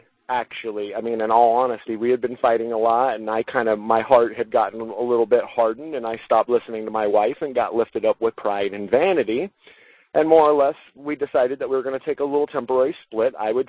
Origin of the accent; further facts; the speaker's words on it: Los Angeles, California, United States; now in Atlanta, United States; I grew up in Los Angeles. I grew up in an entirely different world than my wife did.